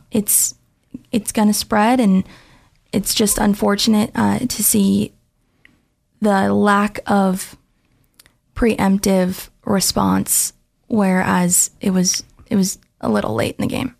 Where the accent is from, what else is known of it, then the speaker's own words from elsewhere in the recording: Portland, Oregon, United States; moved away as an adult; now in Boise, United States; I was born in Portland, Oregon.